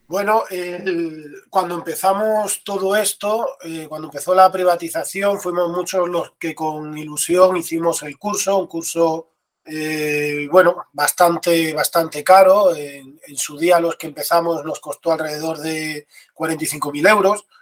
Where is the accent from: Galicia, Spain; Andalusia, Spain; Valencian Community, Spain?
Andalusia, Spain; Seville; also born or lived in A Coruña; yo soy de Sevilla y ahora por suerte estoy aquí